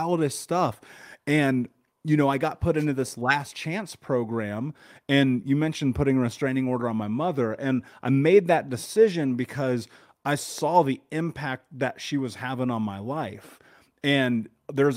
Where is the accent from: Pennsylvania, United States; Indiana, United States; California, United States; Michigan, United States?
Indiana, United States; Indianapolis; I grew up in Indiana, in Indianapolis, in America, the middle of the country, in the 80s.